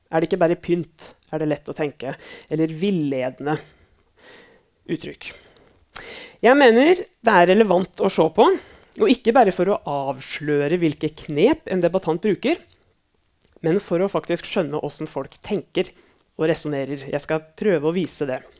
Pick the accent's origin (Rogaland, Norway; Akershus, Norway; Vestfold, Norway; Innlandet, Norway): Innlandet, Norway; Elverum; now in Lillehammer, Norway; Navnet mitt er som sagt eh … Jeg kommer fra Elverum i Hedmark, men bor på Lillehammer.